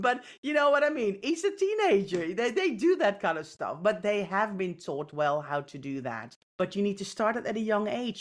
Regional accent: Netherlands; I grew up in the Netherlands.

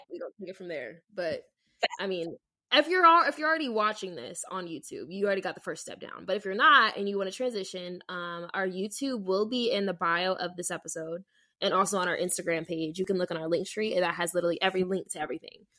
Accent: Las Vegas, Nevada, United States; moved away; I'm from Vegas

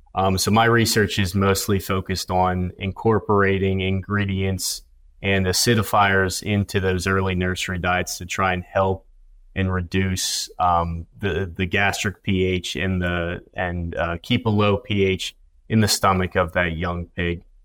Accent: Pennsylvania, United States; moved away as an adult; now in Kansas, United States; I'm originally from Pennsylvania

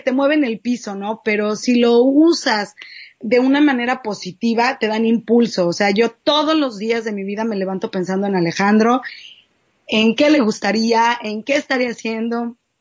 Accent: Mexico City, Mexico; also born or lived in Cuernavaca, Morelos / San Antonio, Texas / Los Angeles, California; now in Tijuana, Mexico; soy de la Ciudad de México, viví mucho tiempo en Cuernavaca, Morelos, me fui a vivir a San Antonio

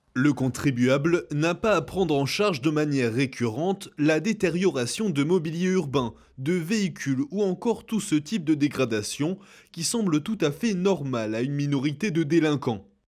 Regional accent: Cameroon; now in France; je suis un du Cameroun.

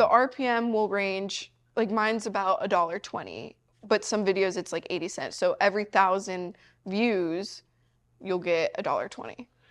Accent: Missouri, United States; I'm from Missouri

